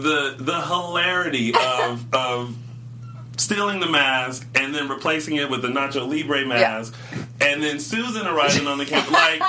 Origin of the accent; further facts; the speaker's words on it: Myrtle Beach, South Carolina, United States; moved away; In my hometown.